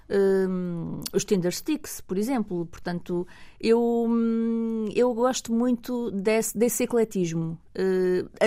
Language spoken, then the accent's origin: Portuguese; Lisbon, Portugal; Eu, como venho de Lisboa, não, não